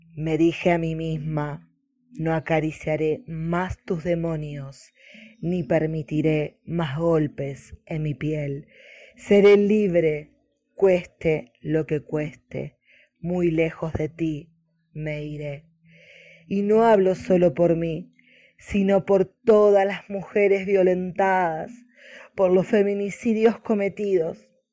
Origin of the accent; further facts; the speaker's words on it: Buenos Aires, Argentina; de Argentina, Buenos Aires